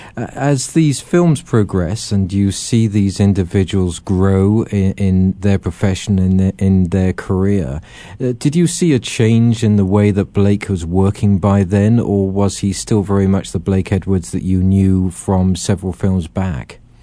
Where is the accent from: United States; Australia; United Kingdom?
United Kingdom; England; being this Englishman and growing up with them